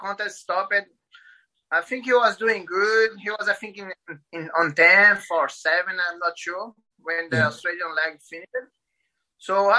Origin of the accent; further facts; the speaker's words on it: Paraíba, Brazil; English is a second language; moved away as an adult; also born or lived in Recife, Brazil; now in Florianópolis, Brazil; I'm originally from Paraíba, states in up north. But when I married, I moved to Recife.